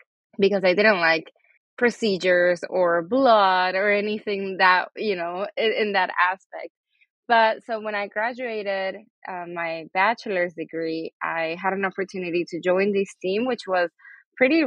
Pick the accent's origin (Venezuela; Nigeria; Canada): Venezuela; first language Spanish; English is a second language; now in United States; My primary language is Spanish. I'm actually from Venezuela, but I've been in the U.S. for many years now.